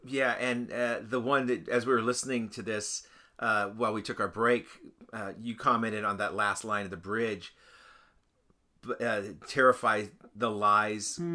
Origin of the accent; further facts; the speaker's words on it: United States; I didn't decide to be an American. I was just an American. I was born here